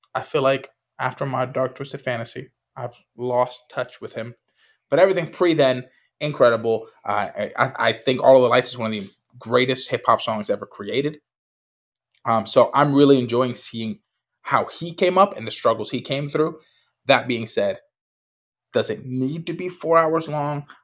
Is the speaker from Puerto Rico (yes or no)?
yes; Puerto Rico; I grew up in Puerto Rico